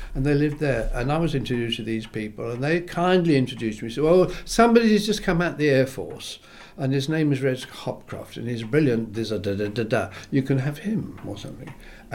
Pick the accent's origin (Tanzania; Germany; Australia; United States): Australia; also born or lived in England; I was born in England. As soon as World War II was over, it brought me to Australia when I was 11, and I grew up in Australia until I went back to England.